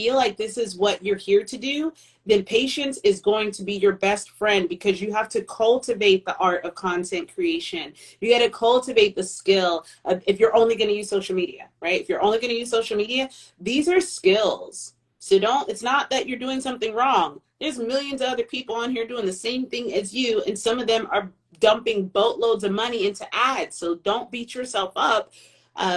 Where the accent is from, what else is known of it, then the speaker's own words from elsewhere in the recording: United States; We grew up in America